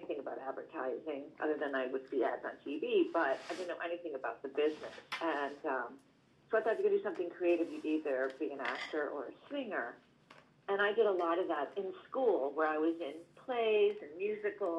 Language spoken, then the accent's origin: English; Boston, Massachusetts, United States; moved away as an adult; also born or lived in upstate New York / New York; now in California, United States; I'm from born and raised in Boston